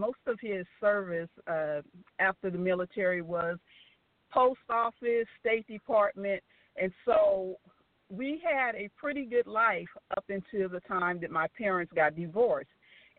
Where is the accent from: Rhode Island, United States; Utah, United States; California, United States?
California, United States; now in Atlanta, United States; I'm from California. I know you hear the Southern accent because I've been in Atlanta for a minute.